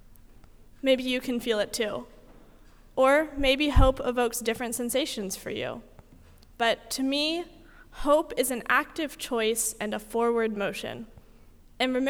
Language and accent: English; North Carolina, United States; I'm from North Carolina